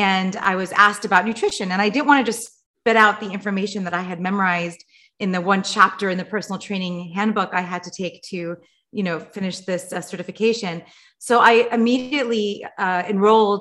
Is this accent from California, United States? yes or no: yes; Los Angeles, California, United States; I grew up in Los Angeles